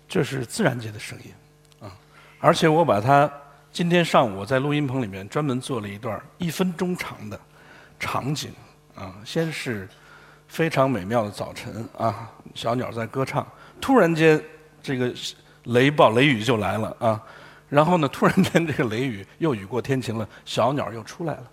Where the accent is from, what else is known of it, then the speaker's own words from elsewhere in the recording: Guangdong, China; 我们广东人